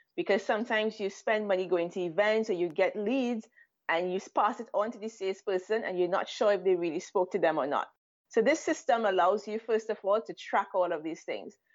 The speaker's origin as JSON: {"language": "English", "country": "Trinidad & Tobago", "moved": "as an adult", "lives_now": "Israel", "said": "I'm originally from Trinidad and Tobago"}